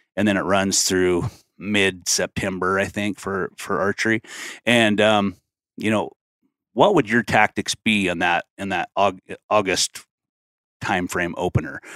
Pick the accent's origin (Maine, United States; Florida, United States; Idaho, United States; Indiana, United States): Idaho, United States; North; growing up in North Idaho, whitetail hunting with a rifle